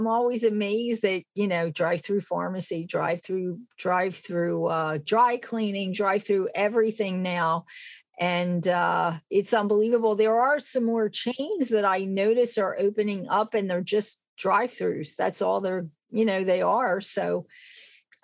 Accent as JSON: {"language": "English", "town": "Philadelphia", "region": "Pennsylvania", "country": "United States", "tie": "born or raised there", "said": "I grew up in Philadelphia"}